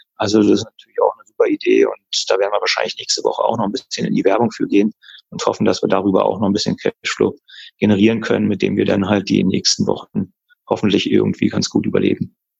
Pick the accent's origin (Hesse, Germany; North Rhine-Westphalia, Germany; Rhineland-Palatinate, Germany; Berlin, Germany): Berlin, Germany; moved away as an adult; now in Würzburg, Germany; ich lebe seit jetzt fast 14 Jahren in Würzburg, bin mhm. zwar gebürtiger Berliner